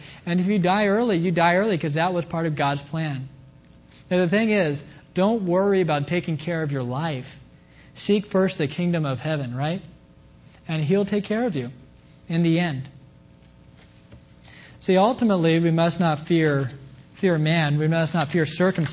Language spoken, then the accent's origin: English; Kansas, United States; moved away; coming back to my hometown in Kansas